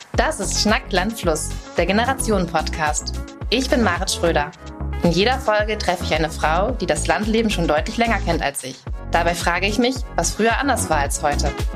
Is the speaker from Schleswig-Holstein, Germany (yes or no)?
yes; Schleswig-Holstein, Germany; moved away; Ich komme aus Schleswig-Holstein ursprünglich